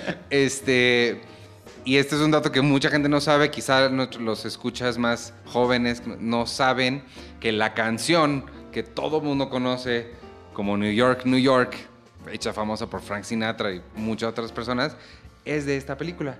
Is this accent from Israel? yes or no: no; Mexico; México es un país pues, muy católico, ¿no? Creo que todos aquí crecimos como católicos